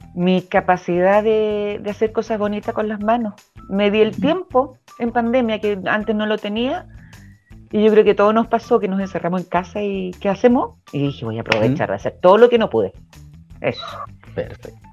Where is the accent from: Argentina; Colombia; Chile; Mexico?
Chile; Mi tierra